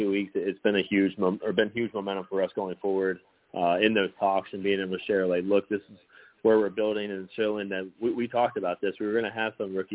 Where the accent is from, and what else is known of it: West Virginia, United States; born or raised there